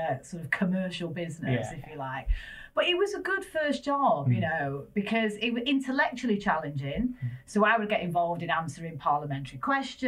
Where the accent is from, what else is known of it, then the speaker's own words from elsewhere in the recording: Manchester, North West England, United Kingdom; accent: Northern; moved away; Northerner. Dulcet tones of Northerness in it. So I grew up in Manchester